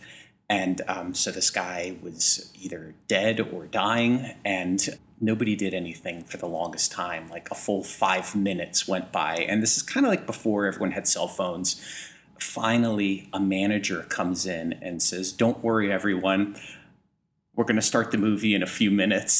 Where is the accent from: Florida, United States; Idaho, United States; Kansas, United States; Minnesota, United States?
Florida, United States; Miami; my hometown of Miami, Florida